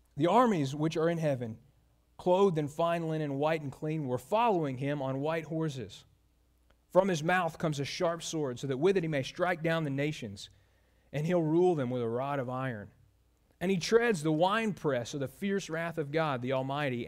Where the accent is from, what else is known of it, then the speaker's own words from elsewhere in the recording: Mobile, Alabama, United States; moved away; my hometown, Mobile, Alabama